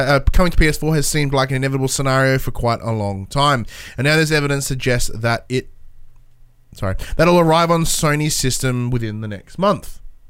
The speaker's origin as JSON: {"language": "English", "country": "Australia", "said": "I'm Australian"}